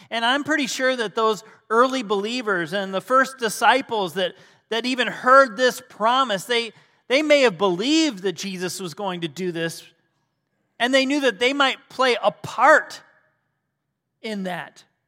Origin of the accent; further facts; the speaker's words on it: Michigan, United States; moved away as an adult; now in Ohio, United States; we're from Michigan originally, and yeah, uh, we had to come, come down to Ohio, and, uh, we've been here the good part of our lives